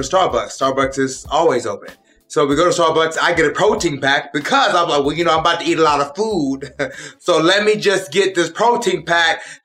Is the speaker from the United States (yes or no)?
yes; Pennsylvania, United States; moved away; I was born in Pennsylvania